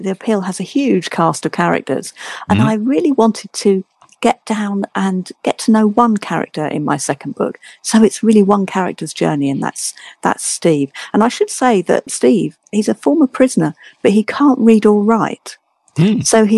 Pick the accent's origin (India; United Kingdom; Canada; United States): United Kingdom; London; I'm from across the pond. I live in London, and I am a Londoner.